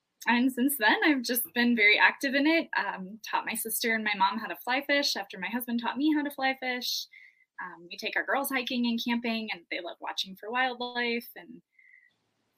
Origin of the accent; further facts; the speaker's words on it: Montana, United States; moved away as an adult; also born or lived in Wyoming; Born and raised in Montana, moved to Wyoming after college